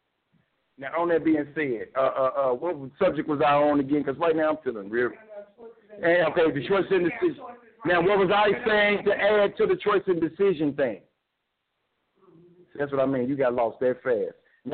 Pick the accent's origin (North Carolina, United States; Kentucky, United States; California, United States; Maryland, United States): Kentucky, United States; Louisville; Yes, I'm from Louisville. But I try to tell my wife, it's not like the Kentucky you know.